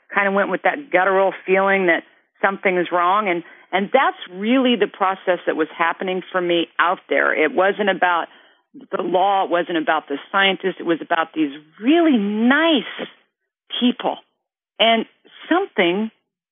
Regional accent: Kansas, United States; moved away; also born or lived in California; I was born and raised in Kansas

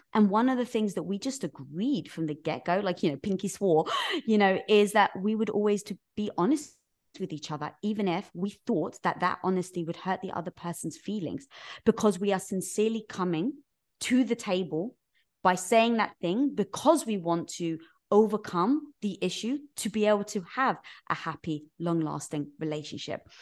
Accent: London, United Kingdom; moved away as an adult; now in United States; That's where I was from, North London

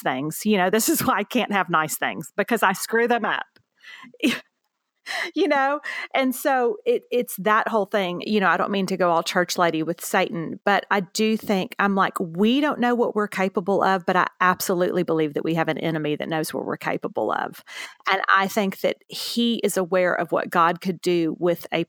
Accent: Houston, Texas, United States; also born or lived in Beaumont, Texas; now in San Antonio, United States; I grew up in Houston, Texas, for the most part, ended up going to high school in Beaumont, Texas.

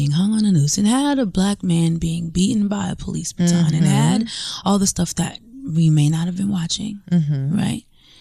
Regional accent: New York, United States; I'm from New York.

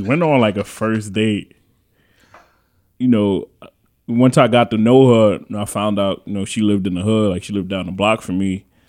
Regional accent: New York City, New York, United States; I'm from the Bronx

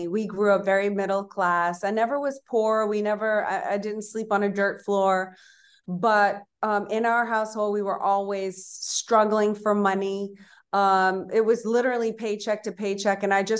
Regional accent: Madrid, Community of Madrid, Spain; born there; I was born in Madrid, Spain.

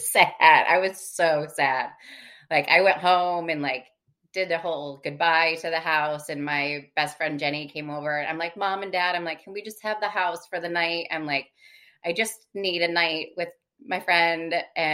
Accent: Michigan, United States; Like I loved growing up in Michigan. I always say I love being from Michigan. I'm just glad I don't live there anymore.

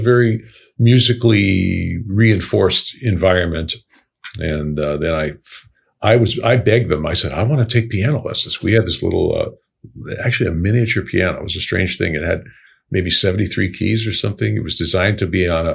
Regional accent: New York City, New York, United States; moved away; also born or lived in Chicago; I was born in Brooklyn in 1951

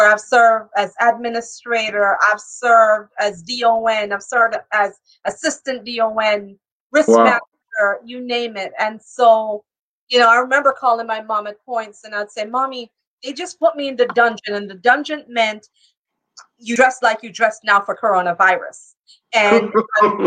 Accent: Jamaica; also born or lived in New York; now in Florida, United States; I'm Jamaican, and so it started with me being home in my family business

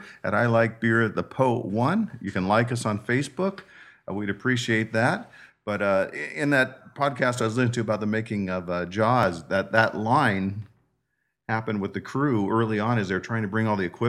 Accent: San Diego, California, United States; growing up in San Diego means a lot of time at the beach, in the ocean, whole days and nights sometimes when we were kids

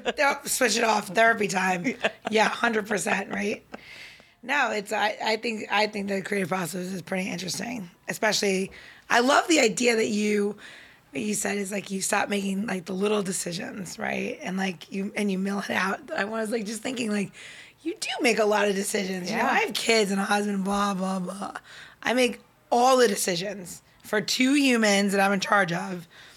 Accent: New Jersey, United States; I'm sorry, I don't mean to curse so much, but I'm from Jersey.

